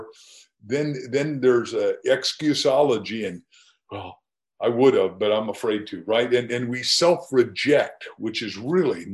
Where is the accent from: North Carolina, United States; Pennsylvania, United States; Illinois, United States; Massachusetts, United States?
Illinois, United States; Waukegan; I grew up in Illinois with corn